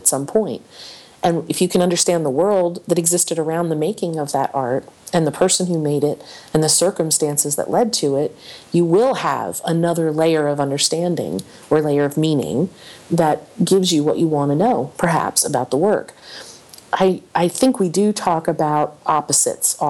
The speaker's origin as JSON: {"language": "English", "region": "Delaware Valley", "country": "United States", "tie": "born or raised there", "said": "I grew up in the Delaware Valley"}